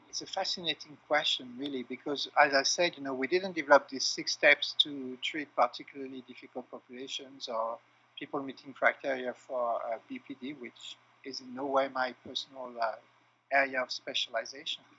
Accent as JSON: {"language": "English", "country": "France", "moved": "as an adult", "lives_now": "Quebec, Canada", "said": "I'm originally from France and now living in uh, Quebec, Canada, for the past uh, seven years"}